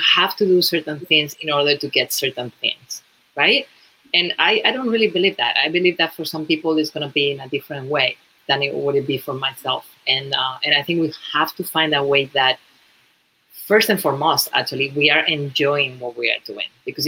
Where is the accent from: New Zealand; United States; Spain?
Spain; English is a second language; moved away as an adult; When I moved to New York from Spain, you know, originally, I was just working, doing some sales.